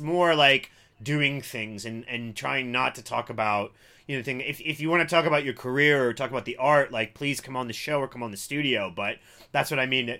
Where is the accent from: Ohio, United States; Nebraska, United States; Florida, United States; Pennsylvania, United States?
Ohio, United States; Cincinnati; I grew up in Cincinnati, Ohio